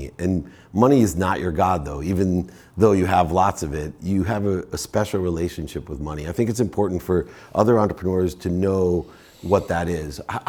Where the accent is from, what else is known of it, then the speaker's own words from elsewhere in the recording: Akron, Ohio, United States; I grew up in Akron, Ohio